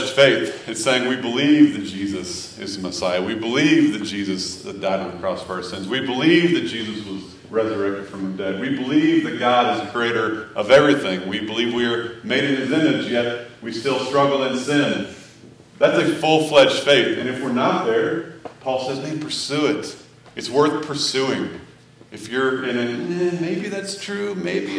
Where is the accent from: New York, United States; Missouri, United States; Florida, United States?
Missouri, United States; moved away; I grew up in Missouri